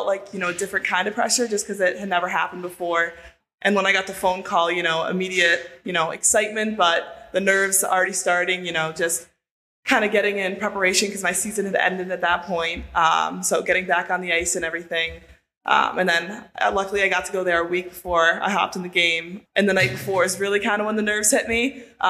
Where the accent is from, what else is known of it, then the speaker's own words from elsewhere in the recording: Buffalo, New York, United States; Well, I grew up in Buffalo, so Ryan Miller, I was a huge fan of.